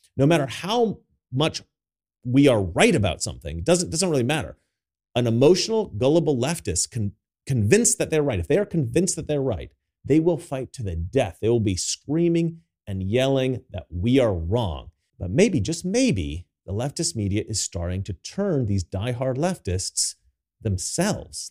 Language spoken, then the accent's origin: English; United States; now in Sweden; me as an American